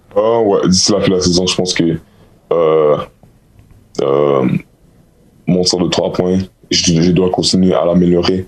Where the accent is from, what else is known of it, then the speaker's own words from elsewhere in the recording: Montreal, Quebec, Canada; je suis de Montréal